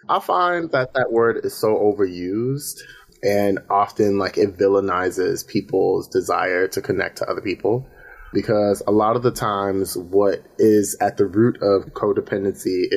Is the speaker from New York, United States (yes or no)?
no; Baltimore, Maryland, United States; now in Brooklyn, United States; But I am originally from Baltimore. I'm stationed in Brooklyn.